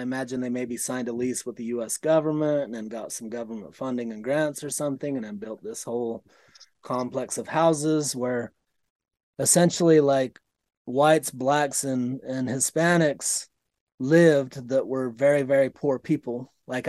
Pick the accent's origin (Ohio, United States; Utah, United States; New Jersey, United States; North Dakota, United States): Utah, United States; born there; In my first 4 or 5 years, I was born into a polygamous community in southern Utah that I experienced.